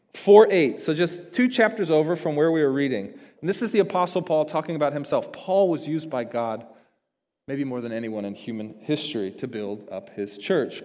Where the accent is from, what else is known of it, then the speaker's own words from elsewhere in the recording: United States; as American Christians